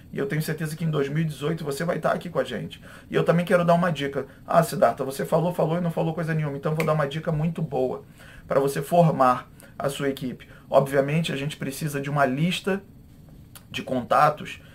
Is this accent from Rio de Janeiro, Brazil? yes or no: yes; Rio de Janeiro, Brazil; eu sou é, do Rio de Janeiro